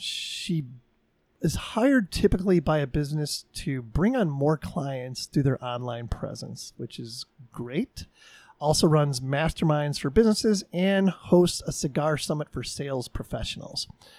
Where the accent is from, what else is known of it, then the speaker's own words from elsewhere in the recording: Chicago, Illinois, United States; moved away; I'm from Chicago originally, it's the whole Midwest thing.